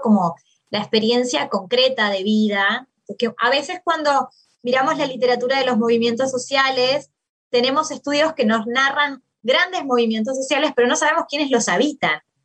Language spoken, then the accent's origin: Spanish; Maldonado, Uruguay; moved away as an adult; also born or lived in Montevideo, Uruguay / Argentina; soy uruguaya, nací en Uruguay, en una ciudad en, Maldonado, en la, no en la capital